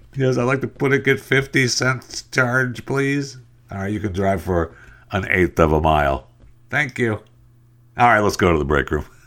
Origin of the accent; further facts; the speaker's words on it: Michigan, United States; when I grew up in Michigan and, uh, when I was a little kid, we lived on a farm